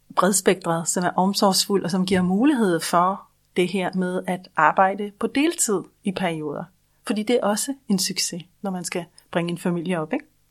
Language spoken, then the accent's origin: Danish; Denmark; Vi er i Danmark jo en husejernation.